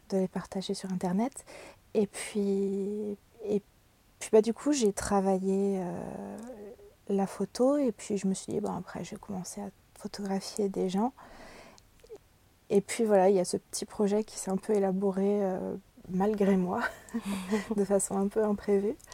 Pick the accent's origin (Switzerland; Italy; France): France; Brittany; J'ai grandi en Bretagne, j'ai beaucoup bougé, mais c'est en Bretagne que je suis restée le plus longtemps.